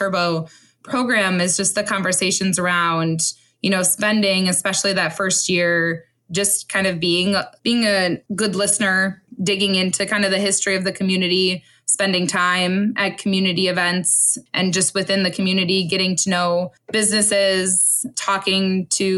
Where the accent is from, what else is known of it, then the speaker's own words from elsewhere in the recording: Onalaska, Wisconsin, United States; I am from the district that I work in. So I grew up in the Onalaska area.